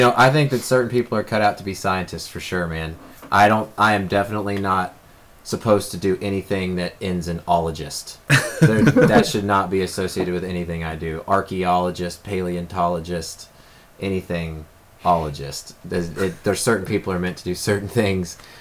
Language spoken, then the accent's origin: English; Kansas, United States; I'm from Kansas